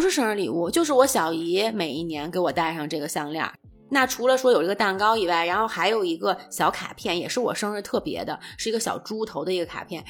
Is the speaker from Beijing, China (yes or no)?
yes; Beijing, China; 我小的时候在外婆家，外婆家呢也是在东四的一个胡同里头